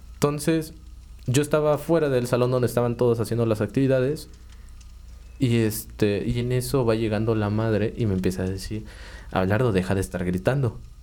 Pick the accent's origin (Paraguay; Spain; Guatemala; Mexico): Mexico; Cuautla, Morelos; yo vivo desde bueno, desde que nací acá